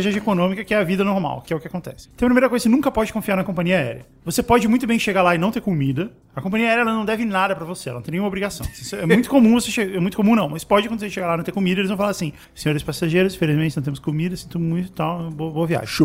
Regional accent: Brasília, Federal District, Brazil; Sou de Brasília.

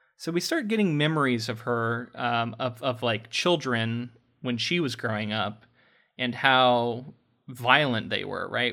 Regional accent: Florida, United States; We grew up in like a small town in Florida

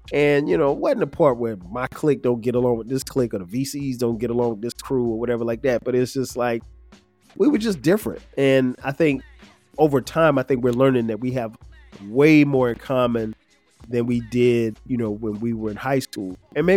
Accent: Florence, South Carolina, United States; moved away; went back to my hometown, Florence, South Carolina, got a chance to experience homecoming at Wilson High School

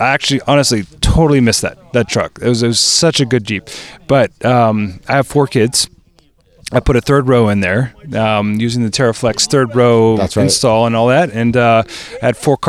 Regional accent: Maryland, United States; now in California, United States; I grew up in the East Coast, {S0} okay, {S3} over in Maryland, and I moved out to California about 7 years ago.

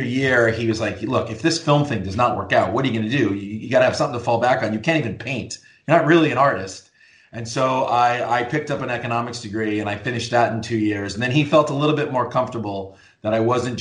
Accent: San Fernando, California, United States; I grew up in San Fernando in, you know, very lower middle class family

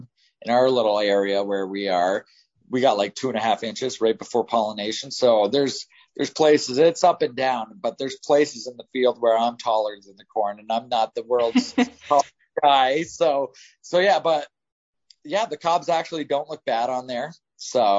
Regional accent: Ontario, Canada; I'm from Ontario

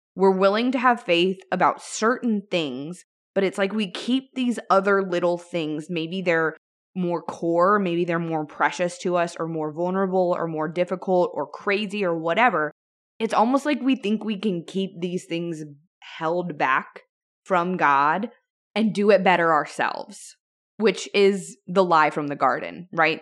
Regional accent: Louisiana, United States; my home state of Louisiana.

